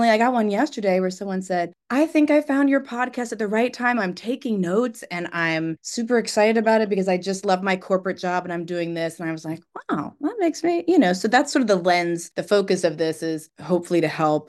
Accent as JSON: {"language": "English", "town": "Alexandria", "region": "Virginia", "country": "United States", "said": "I'm from Alexandria"}